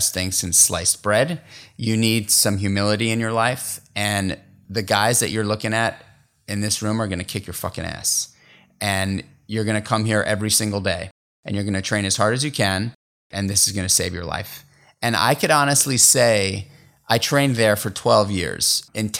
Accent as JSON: {"language": "English", "town": "New York City", "region": "New York", "country": "United States", "tie": "born or raised there", "said": "I grew up in New York City in Manhattan"}